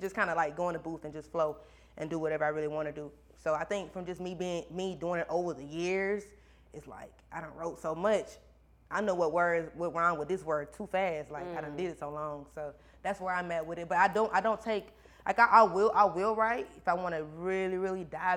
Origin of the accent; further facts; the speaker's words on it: Baxley, Georgia, United States; my hometown, Baxley